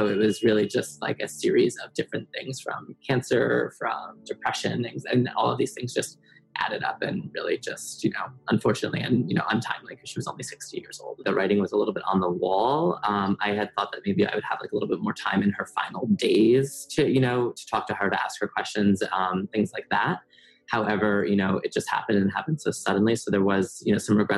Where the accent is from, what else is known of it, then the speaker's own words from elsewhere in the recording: New Jersey, United States; moved away as an adult; now in Manhattan, United States; I grew up in New Jersey